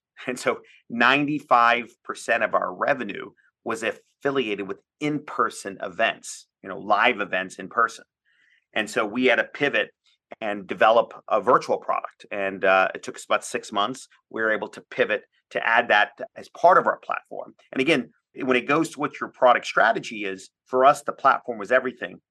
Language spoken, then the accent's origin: English; Washington, District of Columbia, United States; I'm from the Washington, D C area